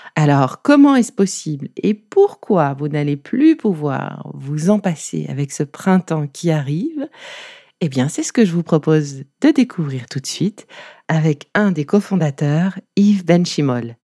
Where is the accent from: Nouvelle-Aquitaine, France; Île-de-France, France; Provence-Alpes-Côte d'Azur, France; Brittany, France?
Provence-Alpes-Côte d'Azur, France; Nice; Je suis niçoise aussi